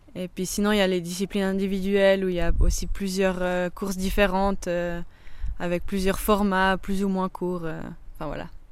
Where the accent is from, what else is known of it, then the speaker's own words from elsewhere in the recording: Echallens, Vaud, Switzerland; on se trouve chez moi à Échalon, dans ma maison, dans mon jardin.